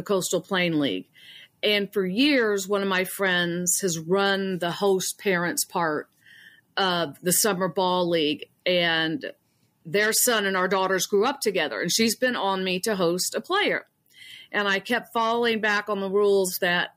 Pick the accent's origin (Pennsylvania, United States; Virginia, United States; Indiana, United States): Indiana, United States; Marion; moved away as an adult; now in Wilson, United States; I am originally from Marion, Indiana. But my husband and I and our two children have lived in Wilson, North Carolina since 1997